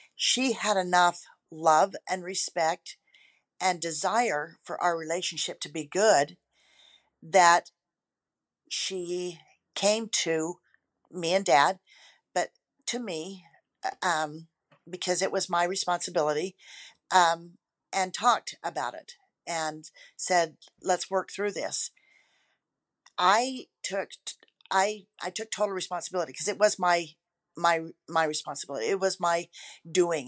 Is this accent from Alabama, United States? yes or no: no; Rexburg, Idaho, United States; also born or lived in Boise, Idaho; I grew up in the Rexburg, Idaho area.